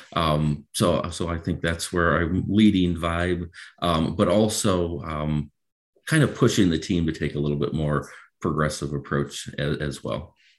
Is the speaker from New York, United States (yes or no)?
no; Macomb County, Michigan, United States; moved away as an adult; also born or lived in Dover, Delaware; born and raised in Michigan, really spent most of my life here. Grew up in Macomb County, uh, graduated from Utica High School in 2001.